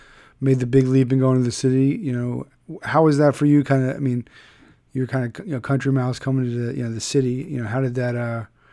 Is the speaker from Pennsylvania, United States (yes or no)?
yes; Philadelphia, Pennsylvania, United States; now in Connecticut, United States; I'm from Philadelphia and I was like, oh, I live in Connecticut now